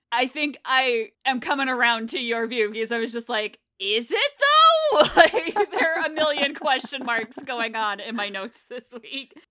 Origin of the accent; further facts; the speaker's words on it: New England, United States; I grew up on the East Coast in New England